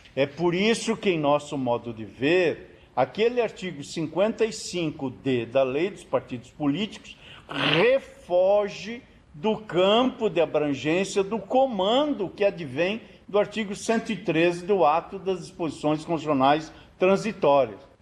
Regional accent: Rondinha, Rio Grande do Sul, Brazil; moved away; also born or lived in Paraná; Eu que nasci em Rondinha e me fiz paranaense

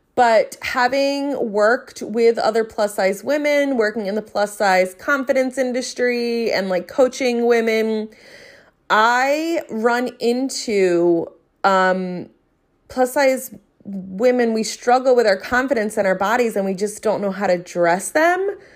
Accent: New Jersey, United States; accent: South Jersey; my South Jersey accent

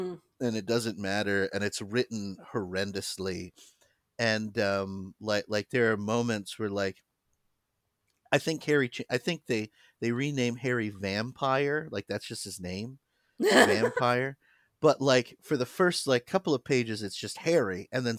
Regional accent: United Kingdom; Yeah. I'm here because I'm British.

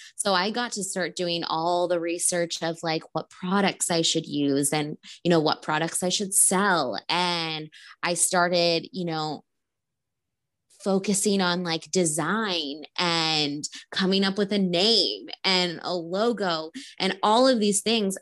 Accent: Rancho Cucamonga, California, United States; also born or lived in Glendora / Los Angeles; I grew up in Rancho Cucamonga

